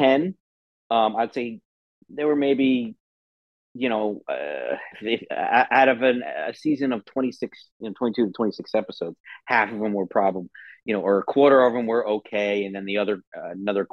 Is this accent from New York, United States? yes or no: no; New Jersey, United States; moved away as an adult; also born or lived in Philadelphia; now in Los Angeles, United States; since I'm from New Jersey, our field trips, I probably went to the Thomas Edison Museum a few times growing up